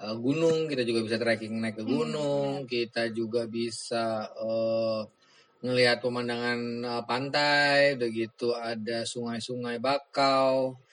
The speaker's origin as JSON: {"language": "Indonesian", "region": "Jakarta", "country": "Indonesia", "lives_now": "Natuna, Indonesia", "said": "Uh, gue masuk Natuna, gue dari Jakarta. Gue masuk Natuna itu tahun 2006."}